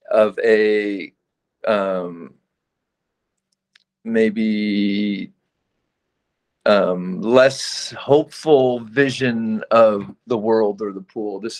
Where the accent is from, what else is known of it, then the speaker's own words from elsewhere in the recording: California, United States; I think the pool for me is an interesting icon to work with growing up in California because it has such this sort of utopian image, the pool.